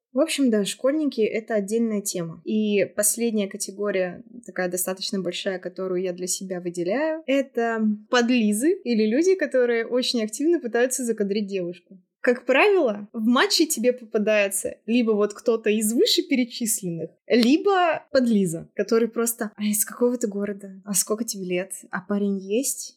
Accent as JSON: {"language": "Russian", "country": "Russia", "said": "я девушка и я из России"}